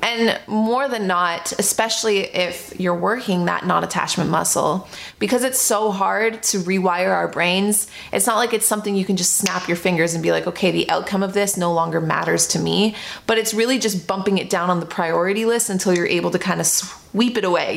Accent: Toronto, Ontario, Canada; moved away; I'm from Toronto

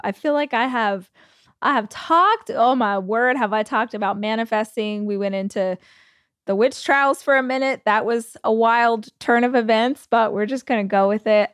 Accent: United States; As an American

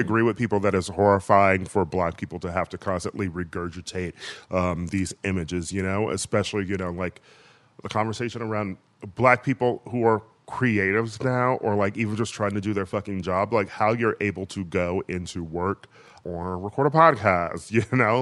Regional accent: Wisconsin, United States; my home state of Wisconsin

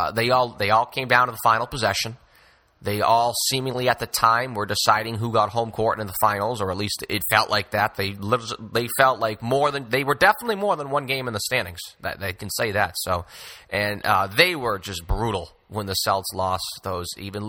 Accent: Boston, Massachusetts, United States; growing up in Boston

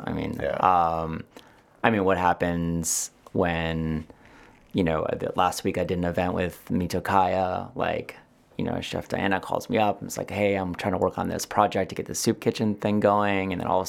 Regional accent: East Coast, United States; I know what TCBY is. I'm from the East Coast.

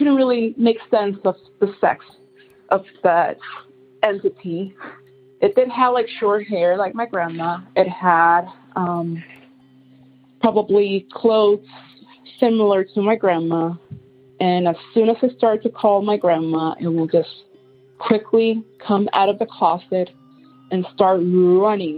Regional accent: Puerto Rico; I was raised in Puerto Rico with my grandma

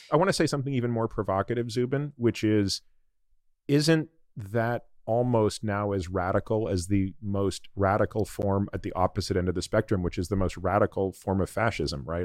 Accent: Toronto, Ontario, Canada; moved away; my home province where I grew up, Ontario, I grew up in Toronto

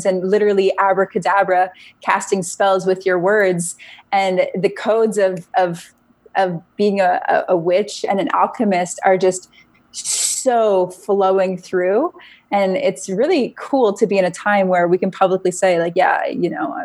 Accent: Canada; I'm Canadian

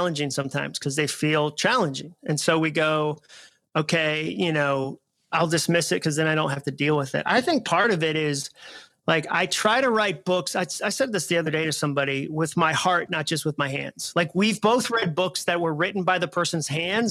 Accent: Massachusetts, United States; moved away as an adult; also born or lived in Alabama; now in Nashville, United States; I was from Massachusetts and had gone to school in Alabama

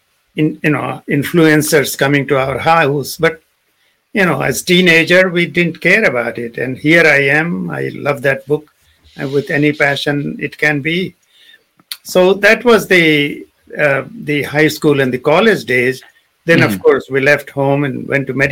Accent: India; moved away; we grew up in India

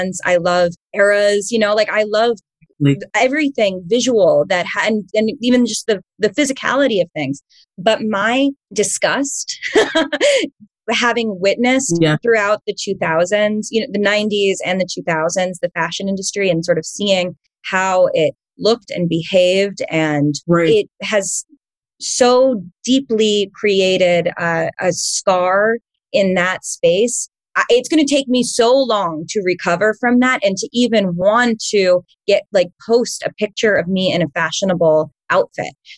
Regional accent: New York, United States; Growing up in New York and sort of seeing the fashion industry as, you know, a child and a high school student

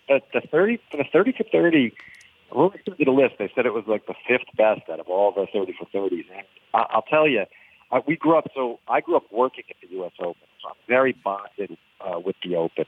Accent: Westbury, New York, United States; also born or lived in Roslyn, New York; I grew up in Westbury first.

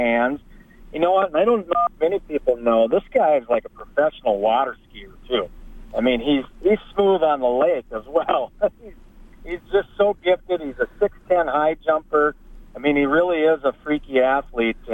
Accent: Willmar, Minnesota, United States; I grew up in Wilmer, Minnesota

